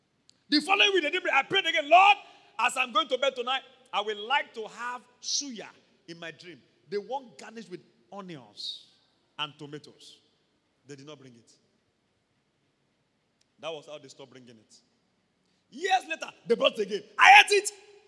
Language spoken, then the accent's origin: English; Ondo, Nigeria; I would prefer pounded yam. I'm from Ondo State.